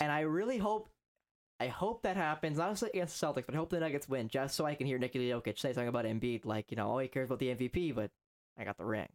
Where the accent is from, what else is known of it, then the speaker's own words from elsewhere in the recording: northern Ontario, Canada; I am from Wyre, not Ontario, Canada, Wyre